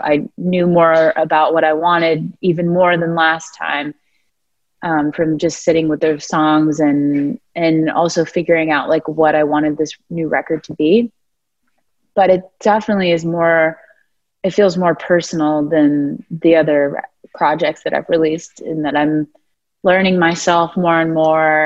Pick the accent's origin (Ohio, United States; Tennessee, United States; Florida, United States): Florida, United States; now in Nashville, United States; I'm from Florida